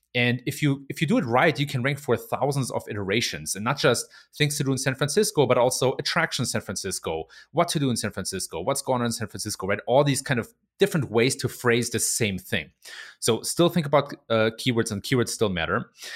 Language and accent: English; Germany; moved away as an adult; also born or lived in Silicon Valley, United States; I was born and raised in Germany. Uh, and then in my mid-twenties, I came to the U S, and I spent six years in Silicon Valley